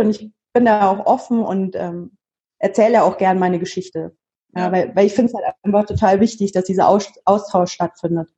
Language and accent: German; Munich, Bavaria, Germany; ich komme aus München